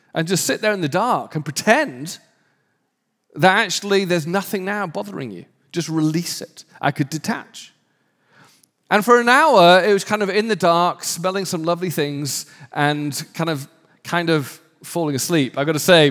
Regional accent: United Kingdom; I'm British

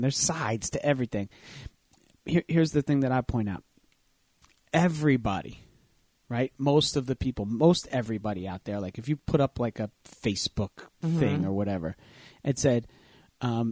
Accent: New Jersey, United States; my hometown

